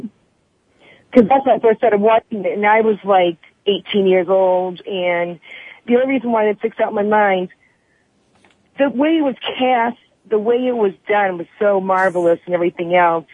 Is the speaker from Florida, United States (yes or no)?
no; Massachusetts, United States; I'm from Massachusetts